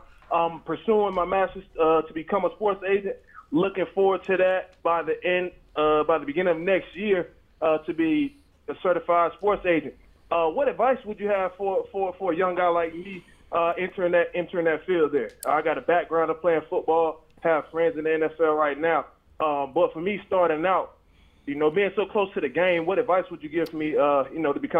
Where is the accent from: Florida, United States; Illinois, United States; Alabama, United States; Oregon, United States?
Florida, United States; Miami; now in Atlanta, United States; I'm from Miami, Florida.